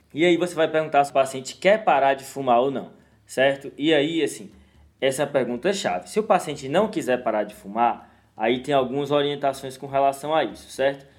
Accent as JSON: {"language": "Portuguese", "region": "Northeast Region", "country": "Brazil", "said": "Eu sou do Nordeste"}